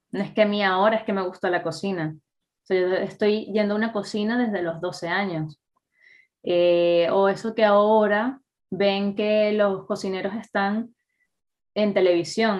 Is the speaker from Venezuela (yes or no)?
yes; Venezuela; moved away; also born or lived in Catalonia; nosotros como venezolanos